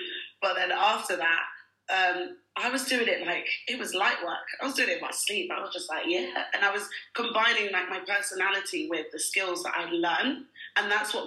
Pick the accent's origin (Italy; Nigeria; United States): Nigeria; also born or lived in United Kingdom; now in Dubai, United Arab Emirates; when I grew up in Nigeria